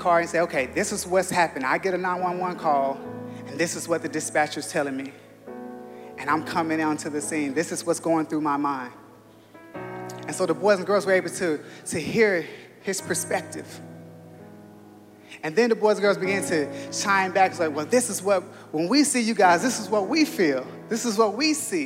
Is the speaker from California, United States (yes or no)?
yes; Los Angeles, California, United States; Growing up in South Central Los Angeles in Crenshaw